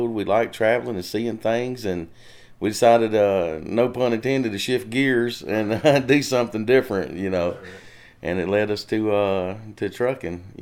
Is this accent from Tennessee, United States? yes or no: yes; Waverly, Tennessee, United States; also born or lived in Texas; I'm native to Tennessee. I was born in Waverly, Tennessee, and lived here most of my life. I did live five years in Texas with my dad when I was older